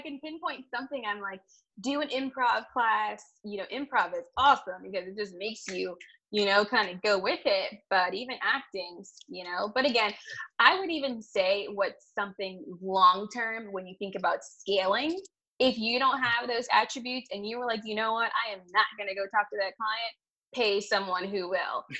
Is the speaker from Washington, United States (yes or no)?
no; Washington, District of Columbia, United States; my hometown